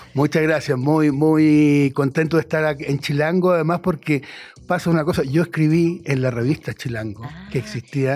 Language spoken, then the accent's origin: Spanish; Chile; moved away; yo vengo de un país de Chile